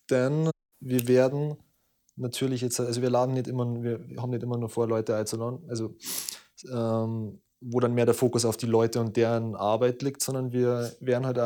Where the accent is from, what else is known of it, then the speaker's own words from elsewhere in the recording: Southern Germany, Germany; ich komme aus Mellig. Ähm, das ist ein kleines Kaff am Arsch der Welt, ähm, am unteren Ende von Deutschland.